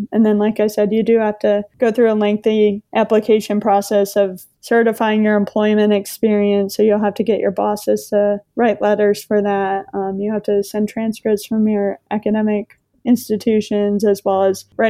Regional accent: Maine, United States; the community that I grew up in Maine

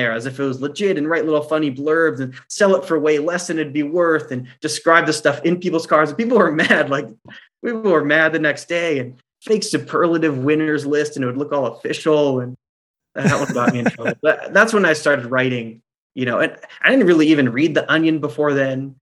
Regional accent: Orange County, California, United States; I grew up in Orange County

